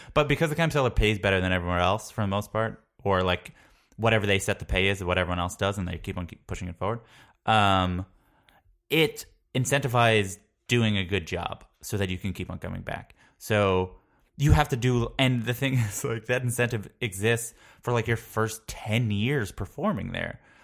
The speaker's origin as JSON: {"language": "English", "area": "Long Island", "region": "New York", "country": "United States", "tie": "born or raised there", "also_born_or_lived": "Queens, New York", "said": "I'm from Long Island. I'm from uh, South Shore of Nassau County."}